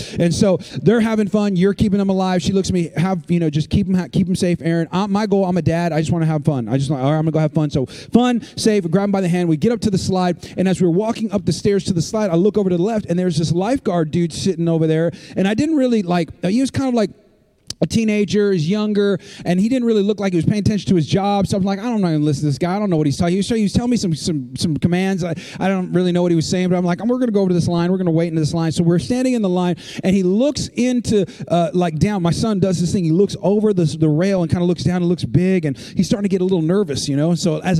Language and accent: English; California, United States; and we've never seen anything like that, because I'm from California.